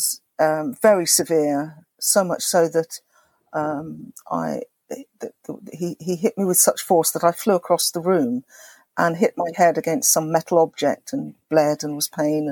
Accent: England, United Kingdom; I grew up in England, as you say, a mixed race child

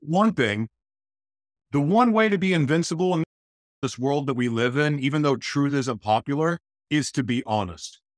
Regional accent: Oklahoma, United States; moved away; also born or lived in Los Angeles, California; I was born in Oklahoma

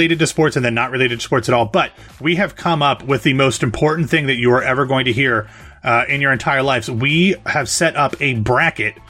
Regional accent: Ohio, United States; now in Florida, United States; growing up in Ohio, like that's a thing

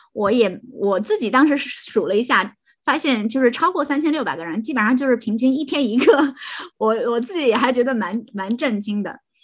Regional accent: Shandong, China; moved away as an adult; 山东人啊

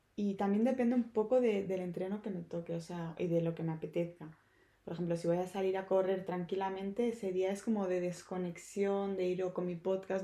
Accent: Barcelona, Catalonia, Spain; moved away as an adult; now in Madrid, Spain; soy de Barcelona, me acabo de mudar hace eh, nada a, Madrid.

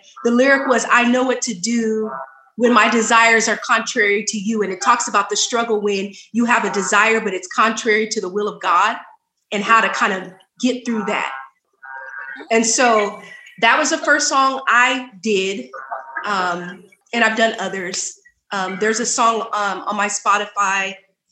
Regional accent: Sacramento, California, United States; also born or lived in Oakland, California; I moved to Sacramento when I was four.

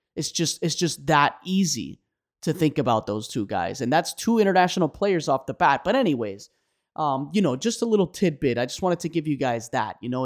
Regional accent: Miami, Florida, United States; I was born in Miami, Florida, as I've said many times before on the pod. And so, you know, I've been here my whole life

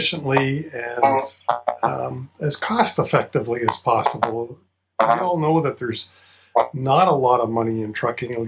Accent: Canada

